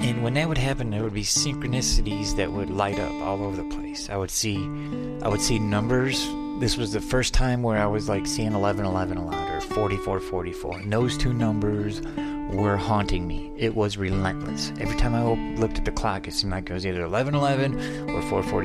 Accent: Adrian, Michigan, United States; moved away as an adult; now in Arizona, United States; that was in Adrian, Michigan, my hometown, at the Adrian Eagles

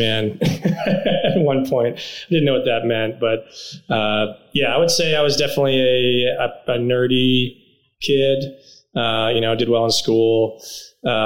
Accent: Dallas, Texas, United States; also born or lived in Houston / New York; I was born in Houston, actually, born and raised Texan, grew up in Dallas. So I moved to Dallas when I was young, went to elementary, middle school, high school there

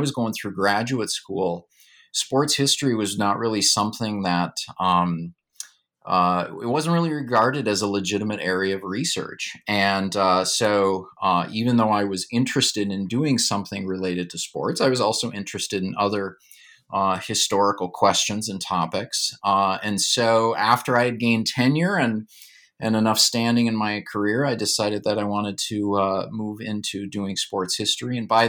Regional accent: Duluth, Minnesota, United States; I like to say that in growing up in Duluth, it was like growing up in an East European city.

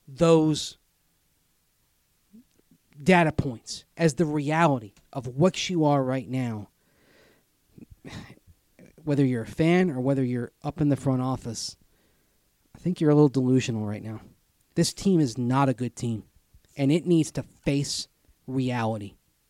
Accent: Tampa, Florida, United States; I grew up with this in Tampa.

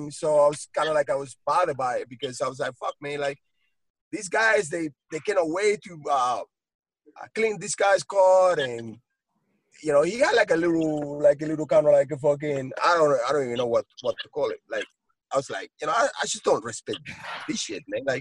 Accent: United States; we as Americans, because I'm an American, you know, I'm a citizen, yeah.

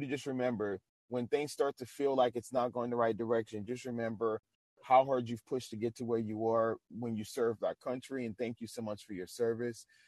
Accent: New Orleans, Louisiana, United States; moved away; I'm originally from New Orleans.

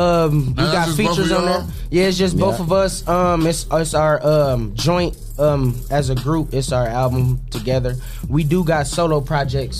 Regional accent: Holland, Ohio, United States; Holland. Out in the country. Basically Toledo

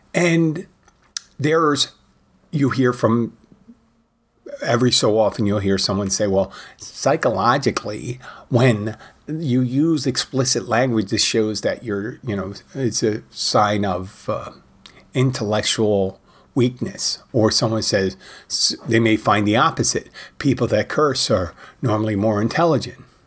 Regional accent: Philadelphia, Pennsylvania, United States; I am from Philadelphia

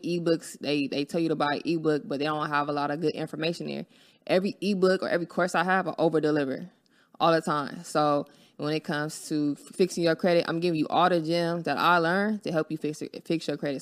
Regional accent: Los Angeles, California, United States; I'm from Los Angeles, California

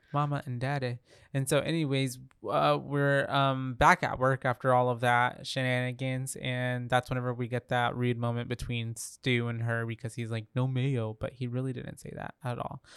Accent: Texas, United States

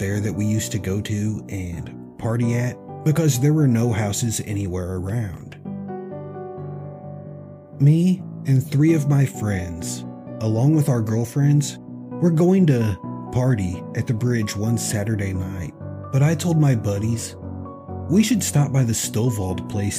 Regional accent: Tennessee, United States; I grew up in Tennessee, about 1 mile from the Tennessee-Kentucky state line. There's actually a road there named State Line Road

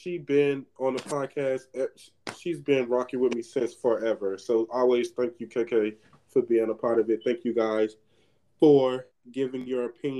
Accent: Miami, Florida, United States; I'm from Miami.

